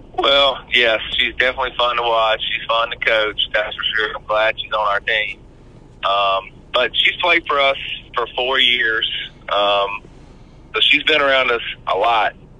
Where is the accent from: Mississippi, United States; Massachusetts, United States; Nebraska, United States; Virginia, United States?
Mississippi, United States; Brookhaven; I grew up in Brookhaven, Mississippi